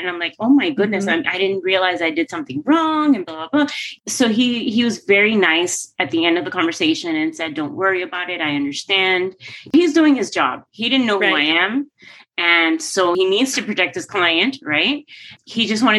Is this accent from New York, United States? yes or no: no; Coral Gables, Florida, United States; my hometown of Coral Gables